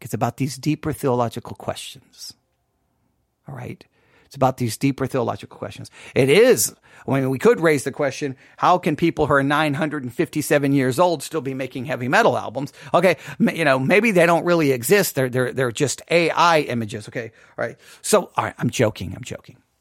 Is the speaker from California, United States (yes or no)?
no; West Texas, United States; too many encounters with scorpions in my life growing up in West Texas